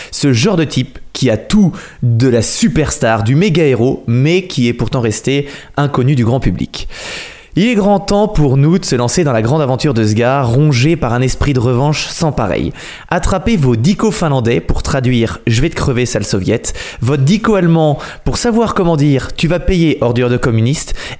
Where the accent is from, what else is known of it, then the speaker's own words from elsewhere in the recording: Noirmoutier, Pays de la Loire, France; je suis de Noirmoutier